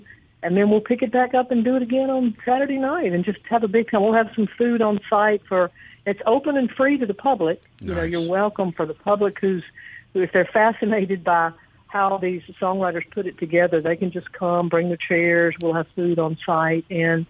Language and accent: English; Fayette, Mississippi, United States; moved away as an adult; also born or lived in Nashville; I grew up in Fayette, Mississippi, so I have a connection to the Evers family, Charles Evers in particular. He was the mayor of our town. So I grew up in Fayette, was educated at Delta State